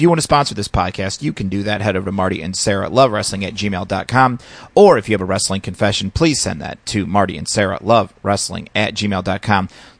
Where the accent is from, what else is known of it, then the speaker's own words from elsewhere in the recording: Indiana, United States; I come from Indiana